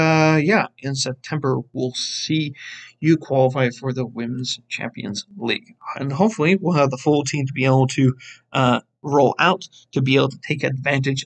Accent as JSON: {"language": "English", "country": "United States", "said": "As an American"}